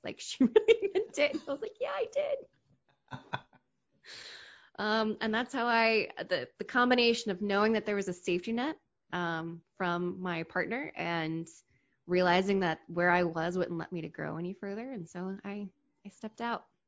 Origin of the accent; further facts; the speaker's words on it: Hershey, Pennsylvania, United States; also born or lived in DC metro area; now in Washington, D.C. metro area, United States; I grew up in Hershey, Pennsylvania